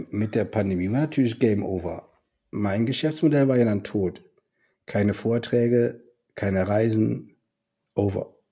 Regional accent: Düren, Jülich, Euskirchen area, North Rhine-Westphalia, Germany; moved away; bei den Vereinigten Industrieverbänden Düren, Jülich, Euskirchen in meiner alten Heimat.

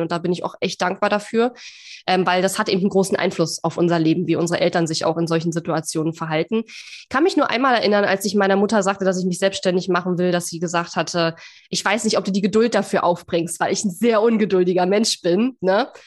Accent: East Germany, Germany; ich komme ja aus dem Osten

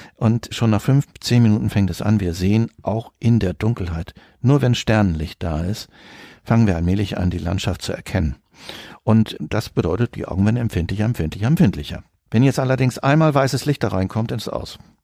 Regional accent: Northern Germany, Germany; now in Cologne, Germany; Ich bin gebürtiger Norddeutscher, der jetzt seit mehreren Jahrzehnten in Köln wohnt

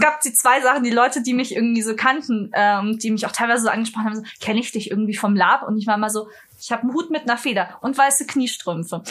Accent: Munich, Bavaria, Germany; Ich komme aus München.

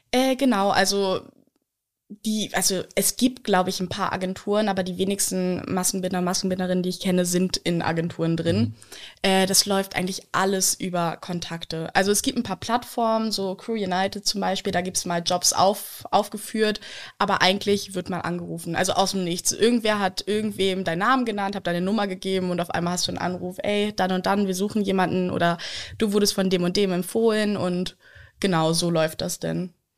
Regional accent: Lower Saxony, Germany; moved away as an adult; also born or lived in Berlin; ich bin in Niedersachsen aufgewachsen, also so eine Stunde von hier bin ich aufgewachsen

